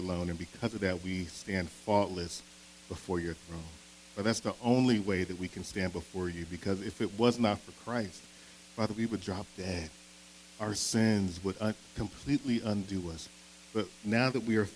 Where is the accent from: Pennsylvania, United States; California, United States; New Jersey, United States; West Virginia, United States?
Pennsylvania, United States; Philadelphia; I'm from Philadelphia. Born and raised, right? And so growing up in Philadelphia